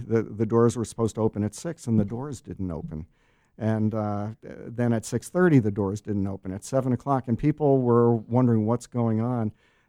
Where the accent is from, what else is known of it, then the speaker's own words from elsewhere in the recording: South Orange, New Jersey, United States; moved away as an adult; also born or lived in Newark, New Jersey / Madison, Wisconsin; I was born in Newark, New Jersey, and moved to South Orange when I was 1 year old. It's about a half an hour outside of New York City.